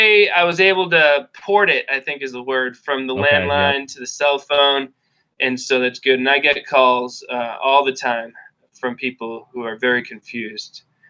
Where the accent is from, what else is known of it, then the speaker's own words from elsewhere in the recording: coast just north of Boston, Massachusetts, United States; also born or lived in Rhode Island / New Hampshire; grew up here, dude, for sure.